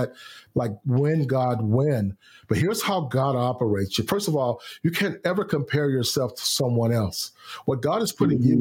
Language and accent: English; Houston, Texas, United States; My hometown of Houston, Texas.